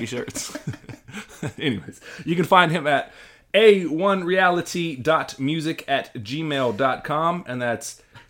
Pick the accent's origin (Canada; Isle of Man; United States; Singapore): United States; the South; now in Philadelphia, United States; As a Southerner